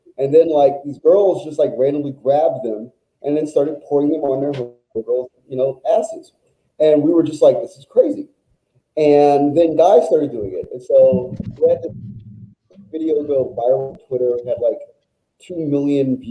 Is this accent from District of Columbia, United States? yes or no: yes; Washington, District of Columbia, United States; So I'm a native Washingtonian, born and raised in Washington, D.C., Deanwood neighborhood